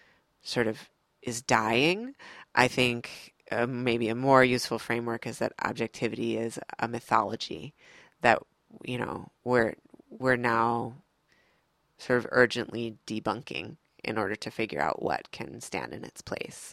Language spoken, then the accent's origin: English; Midwest, United States; moved away as an adult; also born or lived in New York City; now in North Carolina, United States; my family is from the South. I grew up in the Midwest